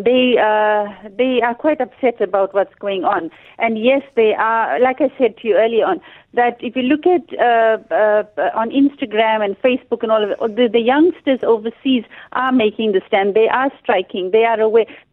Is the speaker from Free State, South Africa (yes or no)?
no; Durban, KwaZulu-Natal, South Africa; I'm from Durban